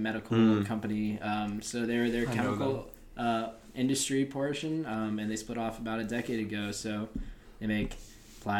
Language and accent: English; Fairfax, Virginia, United States; moved away as an adult; now in Pittsburgh, United States; So I hail from Fairfax, Virginia. Where I was born and raised